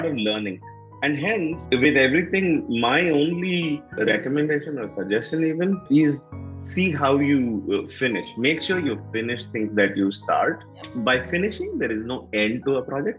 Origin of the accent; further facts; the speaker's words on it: North Karnataka, India; accent: North Karnataka dialect; also born or lived in Mysore, Karnataka / Bijapur / Bagalkot; near Bijapur and Bagalkot, and those have been the areas where I have lived. Actually, 17 years. More in North Karnataka than in South Karnataka. But of course, at home, I'm from Mysore